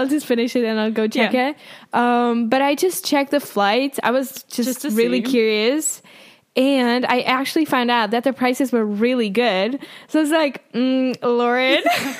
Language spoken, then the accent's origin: English; Czechia; English is a second language; moved away as an adult; now in Spain; I'm from the Czech Republic.